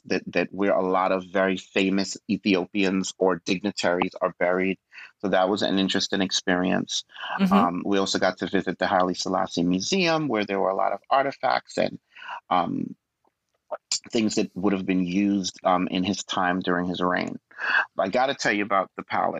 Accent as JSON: {"language": "English", "town": "New York City", "region": "New York", "country": "United States", "tie": "born or raised there", "also_born_or_lived": "Guyana", "said": "growing up in Brooklyn"}